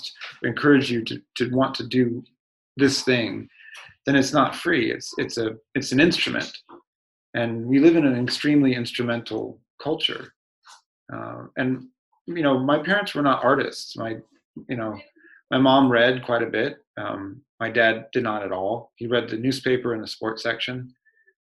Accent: Sacramento, California, United States; moved away as an adult; also born or lived in Pennsylvania; I was from Del Campo High School in California

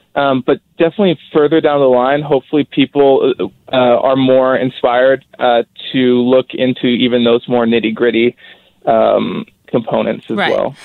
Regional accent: Abbotsford, British Columbia, Canada; I'm from Abbotsford

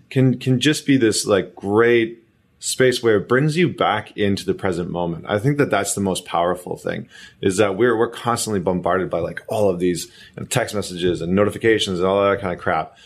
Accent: Alberta, Canada; I remember growing up in Alberta

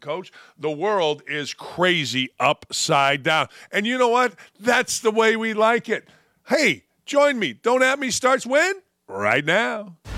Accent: Gary, Indiana, United States; Growing up in Gary, Indiana

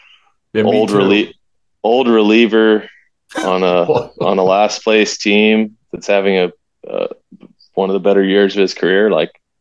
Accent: North Carolina, United States; I'm from North Carolina

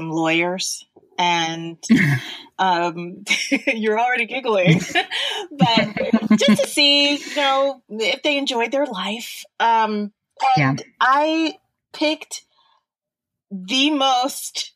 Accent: New York City, New York, United States; now in Dallas, United States; I grew up in the Bronx, and my church is Calvary Baptist Church.

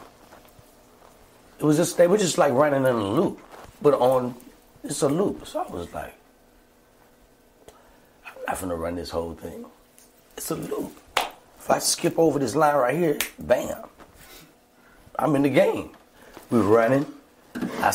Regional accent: Alexandria, Virginia, United States; Alexandria, my hometown

